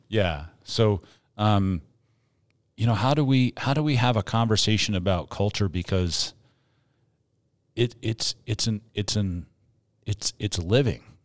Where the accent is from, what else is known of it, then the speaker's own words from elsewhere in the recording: Northeast, United States; now in Colorado, United States; I'm from the Northeast